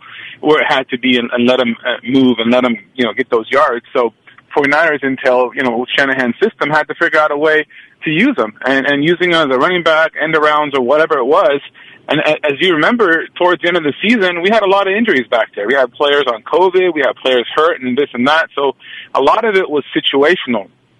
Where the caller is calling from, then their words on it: Oakland, California, United States; Good morning. … from Oakland.